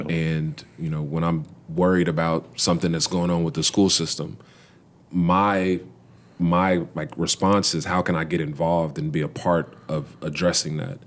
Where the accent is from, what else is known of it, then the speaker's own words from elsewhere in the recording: Louisville, Kentucky, United States; born, raised, and proudly still living in the west end of Louisville. I'm originally from the Parkland neighborhood